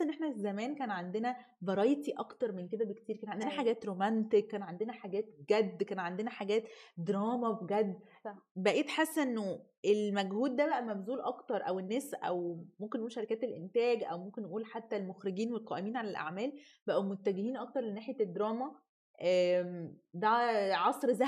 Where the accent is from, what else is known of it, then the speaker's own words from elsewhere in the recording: Egypt; احنا كمصريين